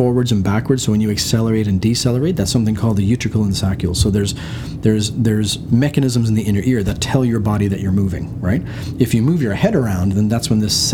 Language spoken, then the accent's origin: English; Ireland; moved away; also born or lived in United Kingdom / Waterloo, Canada; I'm Irish